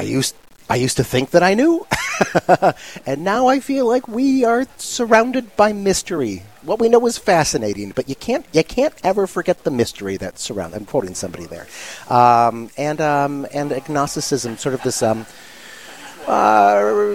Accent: Milwaukee, Wisconsin, United States; moved away; also born or lived in Arizona / Seattle; I'm from Milwaukee originally.

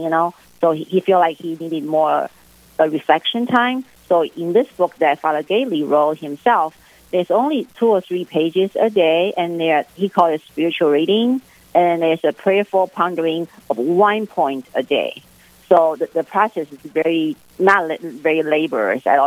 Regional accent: Taipei, Taiwan; moved away as an adult; also born or lived in Fresno, California / Kansas / Aberdeen; I was born raised in Taipei, uh, which is the capital of Taiwan.

